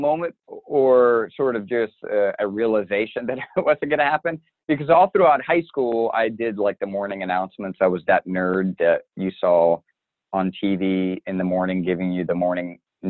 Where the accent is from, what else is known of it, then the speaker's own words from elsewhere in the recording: South Carolina, United States; also born or lived in East Coast, United States; Yeah, so I was a Navy brat. So we moved up and down the East Coast a lot, but my parents settled just outside of Charleston, South Carolina. So that's where I went to high school.